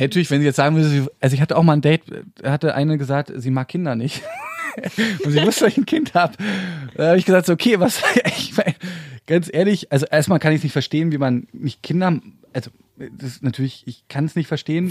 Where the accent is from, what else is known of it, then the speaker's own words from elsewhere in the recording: Berlin, Germany; ich bin richtiger Urberliner. Dritte Generation schon